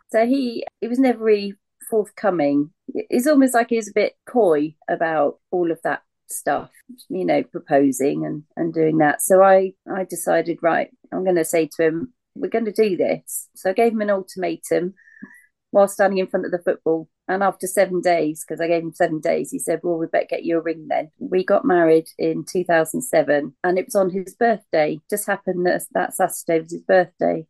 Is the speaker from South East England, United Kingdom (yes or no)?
yes; Reading, South East England, United Kingdom; I grew up in Reading